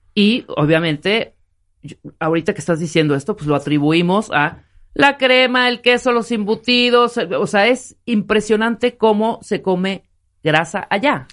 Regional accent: Chiapas, Mexico; moved away; yo soy de Chiapas.

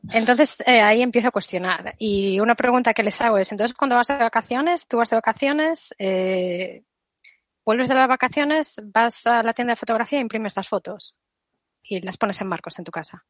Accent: Galicia, Spain; Aquí voy a contestar como gallega

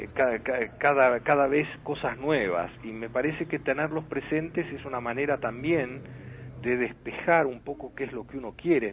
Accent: Argentina; nosotros como argentinos

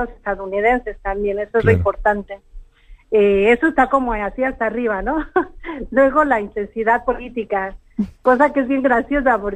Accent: Mexico; en mi país comenzó a convertirse en el país de los desaparecidos, porque a partir del año 2006, que comenzó la guerra contra el narcotráfico, eh, las desapariciones en México se multiplicaron.

